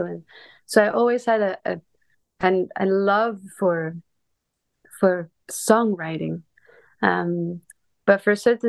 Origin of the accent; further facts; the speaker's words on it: a small city south of Barcelona, Catalonia, Spain; moved away; I'm originally from Spain. I grew up in a small city in the south of Barcelona.